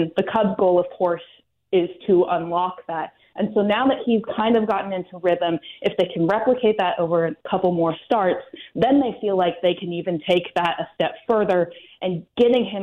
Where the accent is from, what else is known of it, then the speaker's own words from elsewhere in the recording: Pacific Northwest, United States; moved away; I grew up in the Pacific Northwest